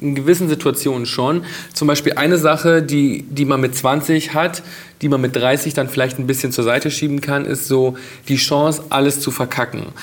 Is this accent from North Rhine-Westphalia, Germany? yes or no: no; Bad Reichenhall, Bavaria, Germany; now in Berlin, Germany; meine Jugend in Bad Reichenhall zu Hause